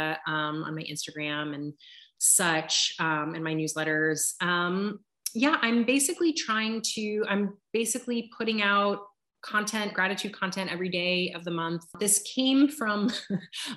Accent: Southern California, United States; moved away; my hometown in Southern California

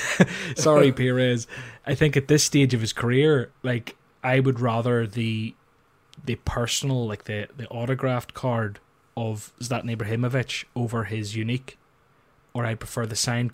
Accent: Ireland; I'm Irish

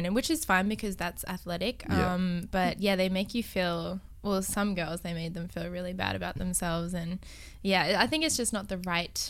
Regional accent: Thailand; born there; I was the same growing up because my mum's side of the family are Thai and I was born in Thailand and all the women there are so thin and petite

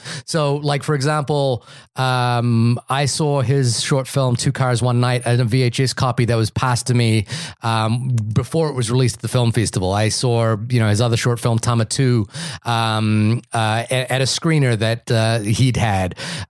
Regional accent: Wellington, New Zealand; I said, "Hi, I'm from Wellington." You know, we kind of chit chatted for a second, and then oddly, I flew back to New Zealand

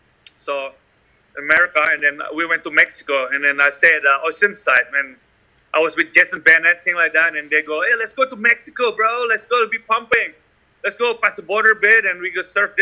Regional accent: Bali, Indonesia; I grew up in Bali.

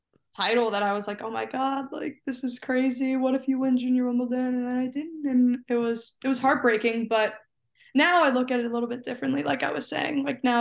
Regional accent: New Jersey, United States; also born or lived in Phoenix, Arizona / Toronto, Canada; But I was born in Phoenix. Then we moved to Toronto and then we moved to Jersey when I had like just turned 9, I think.

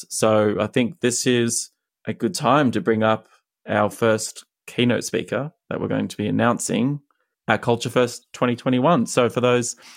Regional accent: Australia; now in United States; I'm an Australian living in America

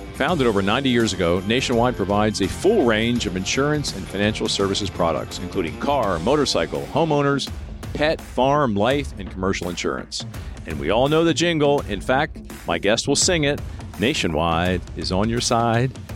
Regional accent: Lancaster, Pennsylvania, United States; now in Ohio, United States; I was born and raised in Lancaster

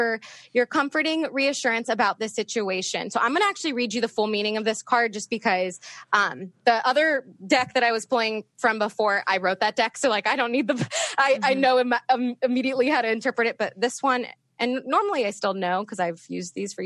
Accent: Northern Virginia, United States; moved away; I grew up in Northern Virginia

